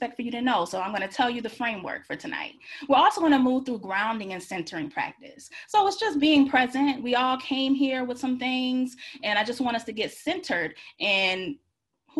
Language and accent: English; Georgia, United States; now in Washington, DC, United States; I live in DC, but I'm from Georgia